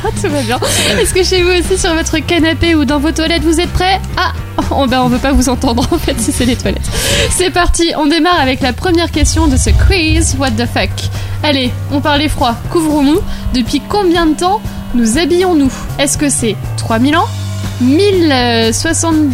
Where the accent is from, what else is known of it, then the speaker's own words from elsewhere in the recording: southern France, France; now in Paris, France; moi, je viens du sud.